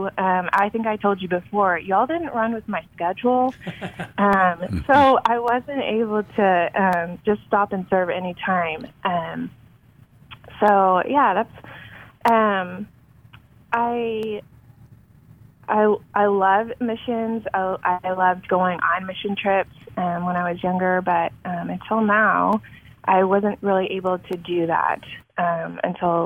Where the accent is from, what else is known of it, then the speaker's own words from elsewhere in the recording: Longview, Texas, United States; also born or lived in Minnesota / Florida / Czech Republic; I was born and raised in Longview, Texas